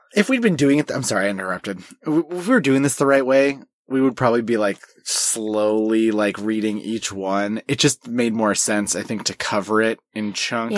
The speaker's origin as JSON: {"language": "English", "country": "United States", "said": "we're both American, but I have Swedish heritage"}